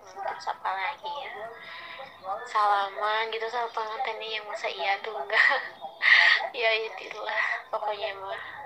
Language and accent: Indonesian; Cihampelas, West Java, Indonesia; dari Ciamplas